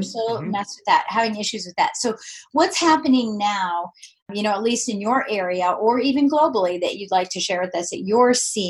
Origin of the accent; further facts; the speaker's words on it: Colorado, United States; now in Virginia, United States; I'm from Colorado. I love interviewing people from Colorado. You know what's so funny? I hardly ever interview anybody from Virginia, which is where I've lived the longest.